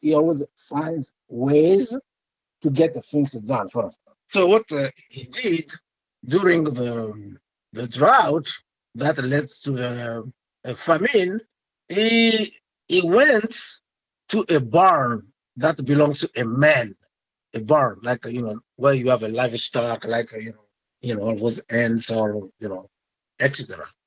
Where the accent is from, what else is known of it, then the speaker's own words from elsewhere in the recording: Côte d’Ivoire; first language French; English is a second language; moved away as an adult; now in Los Angeles, United States; I'm from West Africa, but Ivory Coast, called Cote d'Ivoire.